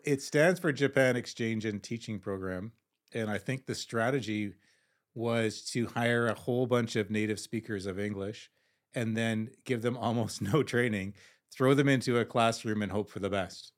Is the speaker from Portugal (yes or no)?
no; Canada; I'm, I'm Canadian